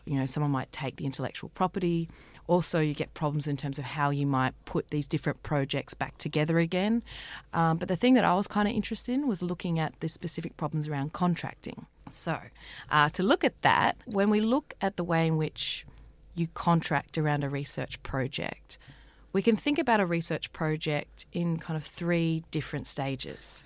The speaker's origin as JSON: {"language": "English", "country": "Australia", "said": "we as Australian people"}